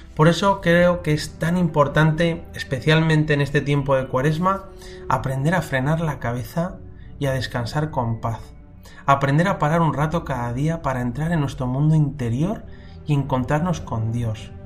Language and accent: Spanish; Madrid, Community of Madrid, Spain; cuando era pequeño en Madrid iba a rezar a una capilla de las esclavas del Sagrado Corazón que había cerca de mi casa